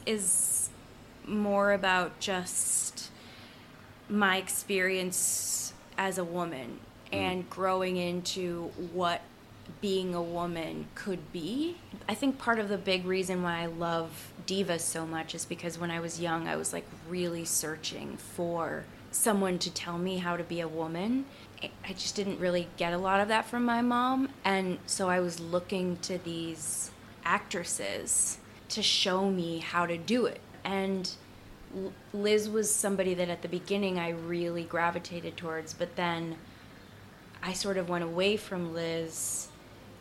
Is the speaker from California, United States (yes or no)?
no; Boston, Massachusetts, United States; Jamaica Plain